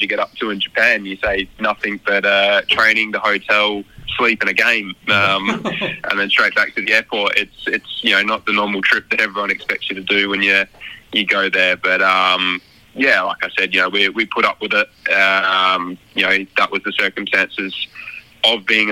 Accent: Australia; as an Aussie

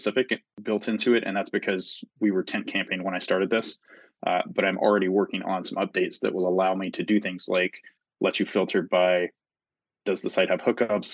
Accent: Tennessee, United States; moved away as an adult; now in Washington, United States; I grew up in Tennessee originally

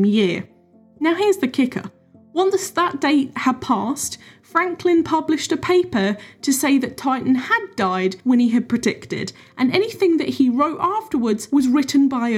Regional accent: United Kingdom; as a Brit, I've not grown up with any folk tales about the Jersey Devil

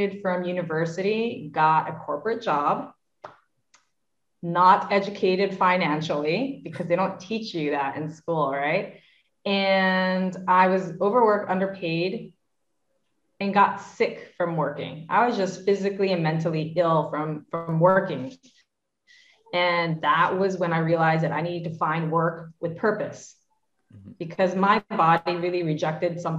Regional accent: New York, United States; my two brothers and I grew up in New York

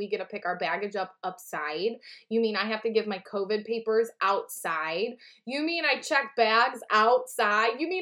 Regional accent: Midwest, United States; we're from the Midwest

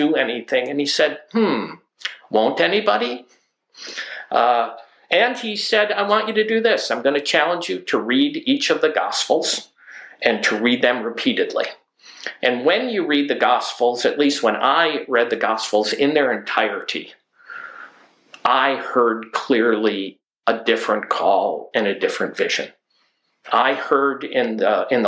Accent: the Adirondacks, New York, United States; now in Alaska, United States; I grew up in the Adirondacks in a small mountain community south of the Canadian border, north of Lake George, New York.

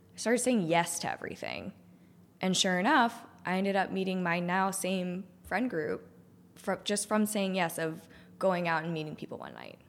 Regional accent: Cohasset, Massachusetts, United States; moved away as an adult; also born or lived in Richmond / Denver; I grew up on the South Shore. I grew up in Cohasset

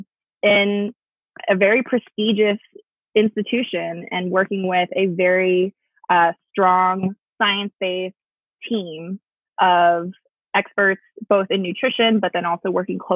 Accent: Bay Area, California, United States; moved away; I grew up in the Bay Area.

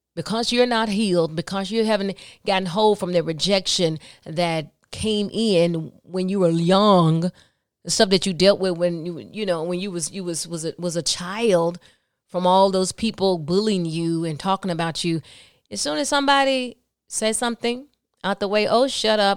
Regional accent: the South, United States; I'm from the South

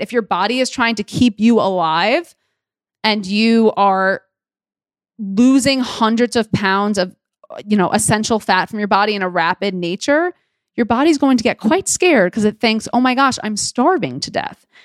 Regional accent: New York City, New York, United States; I was born and raised in Queens, New York, a borough girl

